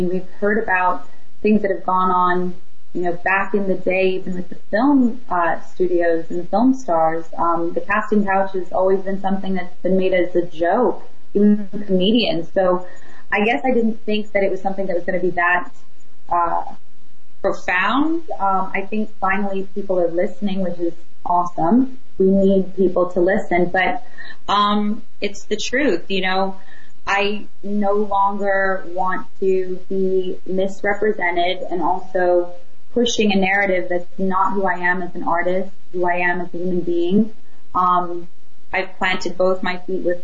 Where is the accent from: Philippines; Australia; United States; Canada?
United States; Las Vegas, Nevada; Vegas is my hometown. So that's my hometown. That's where I was raised. Majority of my life, and from I was about 6 years old, we moved there